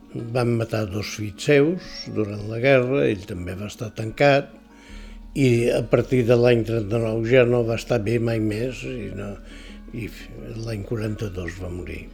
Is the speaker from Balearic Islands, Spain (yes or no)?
yes; Es Migjorn Gran, Balearic Islands, Spain; Jo vaig néixer a Mitjorn